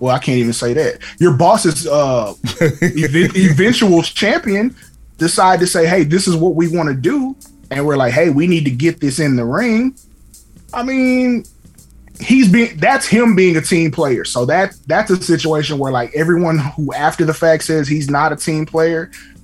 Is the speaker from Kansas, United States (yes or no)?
no; Dallas, Texas, United States; I'm from Oak Cliff